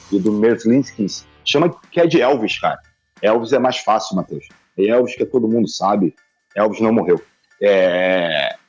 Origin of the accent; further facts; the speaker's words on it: Rio de Janeiro, Brazil; moved away as an adult; now in Manaus, Brazil; sou do Rio de Janeiro, mas eu estou em Manaus, cara. Tô morando um ano